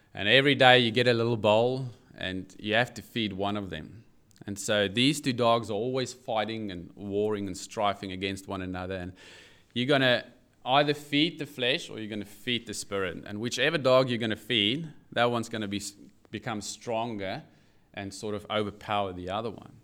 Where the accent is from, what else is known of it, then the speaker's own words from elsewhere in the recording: South Africa; now in Newcastle, Australia; I do have an accent, yes, and it's not New Zealand. I'm I'm South African